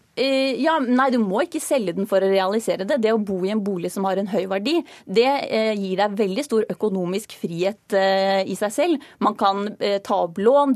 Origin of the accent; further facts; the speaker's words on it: Hedmarken, Innlandet, Norway; moved away; Jeg kom fra Hedmarkene, hvor jeg vokste opp da jeg var yngre